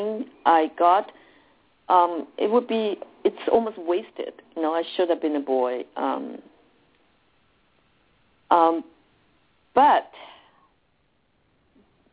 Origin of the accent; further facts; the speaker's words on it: Taiwan; moved away; I was born and raised in Taiwan